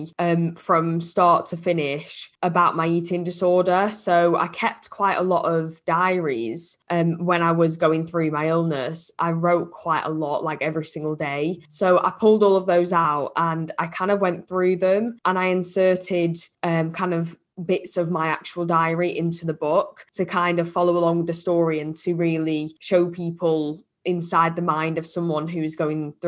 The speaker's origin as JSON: {"language": "English", "country": "United Kingdom", "lives_now": "Liverpool, United Kingdom"}